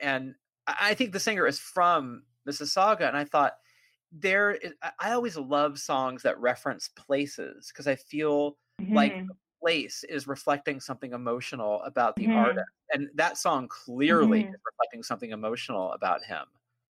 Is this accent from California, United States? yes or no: yes; California, United States; I do think of myself as a uniquely, not uniquely, but a very specifically Californian writer